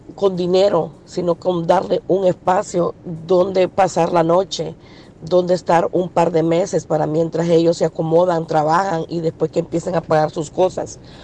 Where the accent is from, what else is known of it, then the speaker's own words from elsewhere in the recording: El Salvador; now in United States; Yo soy del Salvador